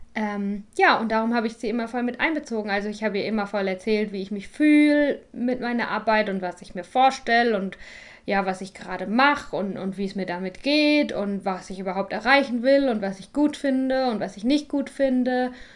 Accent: Germany; moved away; Ich bin nämlich wieder in Deutschland, ähm, in meiner Heimat bei meinen Eltern.

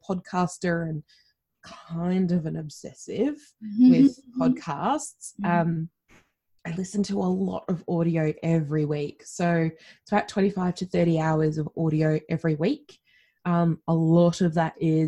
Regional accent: Australia; accent: Australian; if you can't tell by my accent, I'm Australian. I come from the land down under

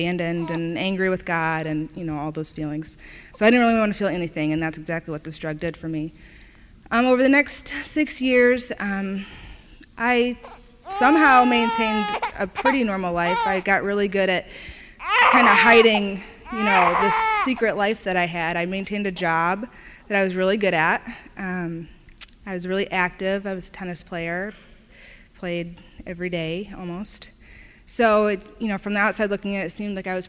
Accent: Indiana, United States; I'm from Indiana

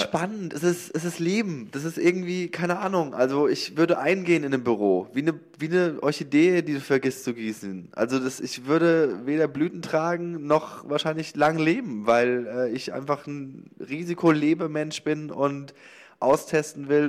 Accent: Lower Franconia, Bavaria, Germany; moved away as an adult; also born or lived in Cologne; ich komme aus, aus Unterfranken, aus Bayern quasi

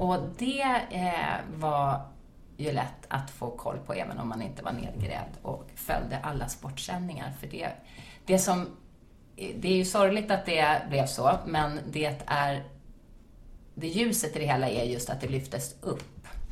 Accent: Sweden; also born or lived in United States; jag var från Sweden

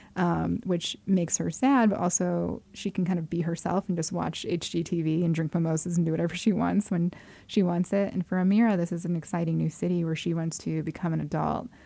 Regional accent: Arizona, United States; I grew up in Arizona, which is a very white place

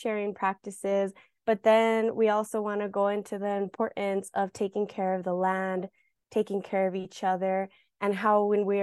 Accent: New Mexico, United States; I am from New Mexico for as long as my family remembers, on both sides, my father's and mother's side. This is the land that I know

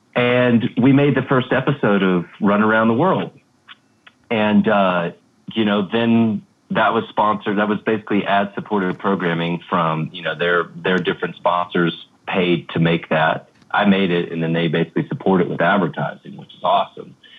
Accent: United States; as an American

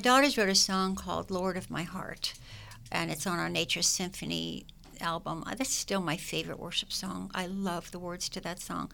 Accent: United States; also born or lived in Germany; I was born in Germany and we came to America when I was two years old.

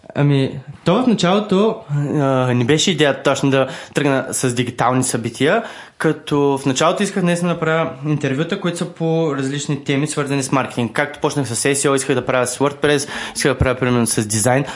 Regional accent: Varna, Varna Province, Bulgaria; аз съм от Варна също

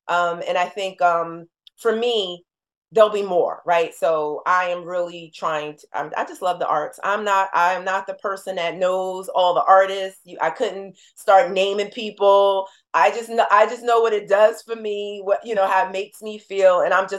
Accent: New Jersey, United States; She just exhibited in Newark, which was like going home, you know, we're from Jersey.

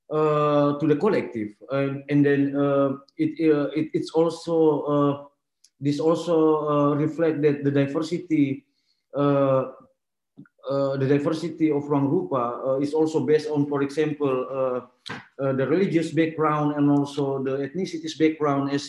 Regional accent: Makassar, South Sulawesi, Indonesia; moved away as an adult; now in Jakarta, Indonesia; I was not born and raised in Jakarta. I was born and raised in Makassar, and then I, I moved to Jakarta in 2005

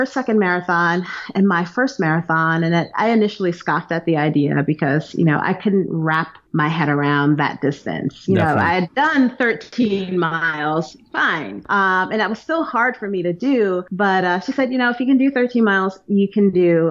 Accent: New York City, New York, United States; moved away as an adult; also born or lived in Maryland / New Jersey; now in Raven Gap, United States; I'm originally from New York, from Brooklyn, New York

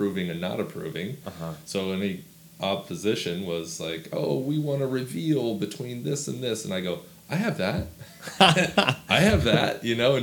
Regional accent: Washington, United States; Washington State. Grew up on 300-acre farm that was managed by my grandparents.

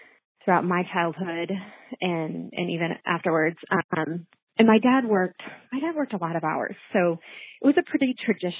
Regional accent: Kansas City, Missouri, United States; moved away as an adult; also born or lived in Florida; now in St. Louis, United States; I grew up in Kansas City, Missouri side, with three siblings.

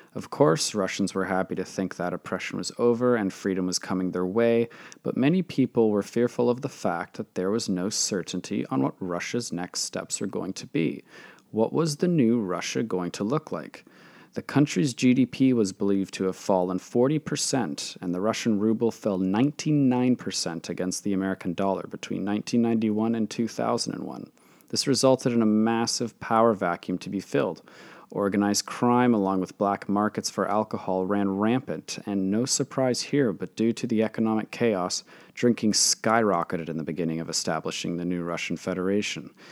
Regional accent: Canada; my home country of Canada

